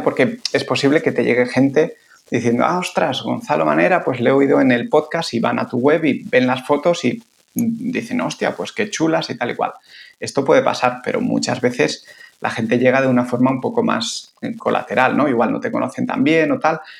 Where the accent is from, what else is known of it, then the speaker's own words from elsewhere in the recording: San Sebastián, Basque Country, Spain; moved away as an adult; also born or lived in Bilbao / Italy; now in Barcelona, Spain; yo soy de Donosti, pero bueno, muy bastante rápido me fui a, Bilbo a hacer la carrera de biología y luego me tiré 11 años en Barcelona